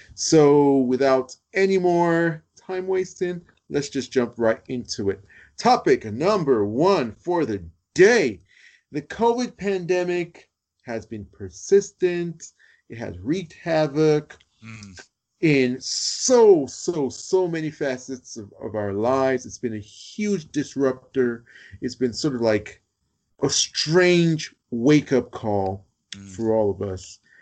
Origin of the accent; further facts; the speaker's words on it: United States; now in United Kingdom; I'm American, but I live in the UK